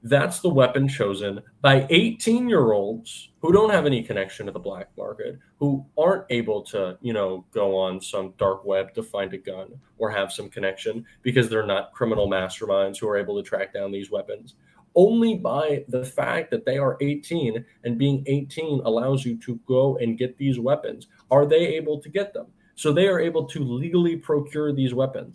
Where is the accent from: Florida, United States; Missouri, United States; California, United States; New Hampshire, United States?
Florida, United States; I'm from Florida